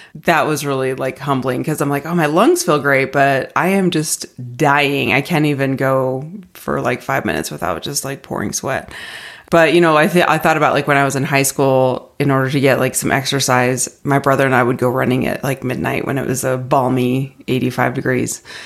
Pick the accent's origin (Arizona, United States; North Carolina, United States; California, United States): Arizona, United States; moved away as an adult; now in Denver, United States; I grew up in Arizona, have lived there my entire life, moved it, moved to Denver when I started grad school